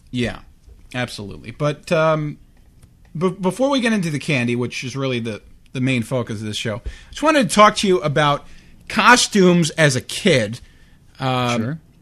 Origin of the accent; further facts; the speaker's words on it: Long Beach, New York, United States; I grew up on Long Island